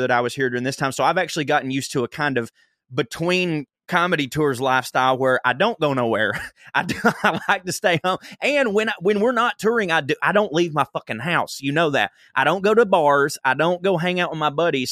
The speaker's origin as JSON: {"language": "English", "region": "the South", "country": "United States", "said": "I'm from the South"}